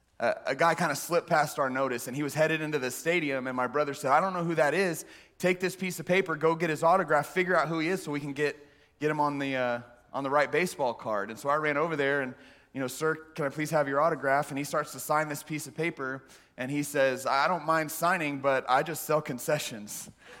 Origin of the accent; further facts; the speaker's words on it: Texas, United States; We grew up in the Central Texas area